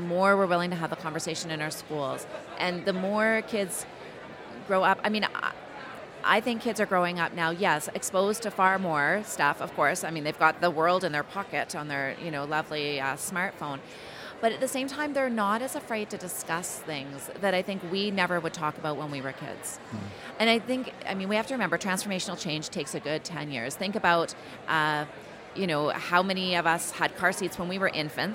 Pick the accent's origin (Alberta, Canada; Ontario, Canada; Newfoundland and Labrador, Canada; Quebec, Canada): Alberta, Canada; Calgary; I'm from Calgary